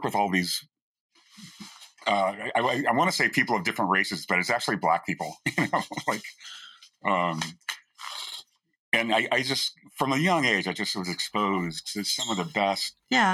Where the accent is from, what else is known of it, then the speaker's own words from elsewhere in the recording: St. Louis, Missouri, United States; I grew up in St. Louis.